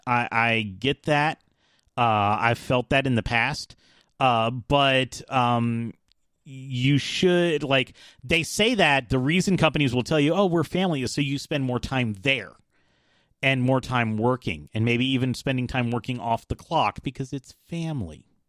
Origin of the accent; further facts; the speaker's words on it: United States; also born or lived in Atlanta, Georgia; I'm American